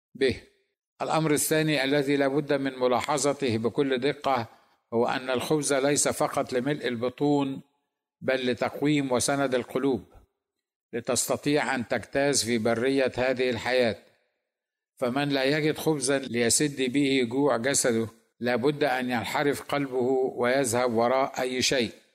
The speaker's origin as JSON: {"language": "Arabic", "country": "Egypt", "said": "لنا كمصريين"}